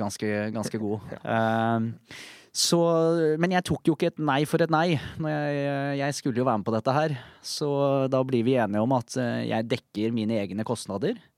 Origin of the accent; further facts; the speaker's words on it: Bærum, Akershus, Norway; Jeg ble født i Bærum eh, i 1983